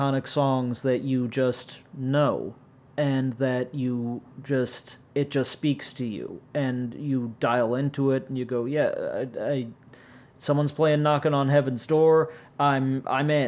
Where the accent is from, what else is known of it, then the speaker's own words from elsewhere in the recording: St. Louis, Missouri, United States; I'm from St. fucking Louis